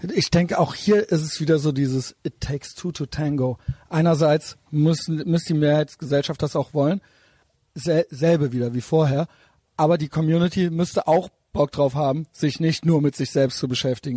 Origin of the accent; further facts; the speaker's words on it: Cologne, North Rhine-Westphalia, Germany; ich selber als Kölner